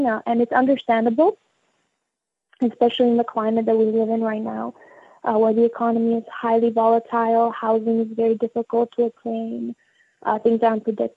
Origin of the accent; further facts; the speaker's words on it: Albania; now in Canada; growing up in Albania as well as coming here